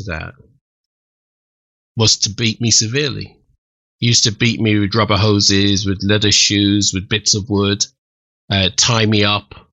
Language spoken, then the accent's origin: English; Kent, South East England, United Kingdom; moved away; also born or lived in London; the village where I grew up in Kent